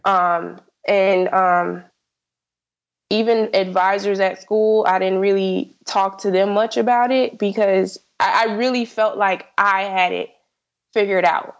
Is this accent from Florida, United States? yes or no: yes; South Florida, United States; I'm from South Florida, so I applied to only schools in Florida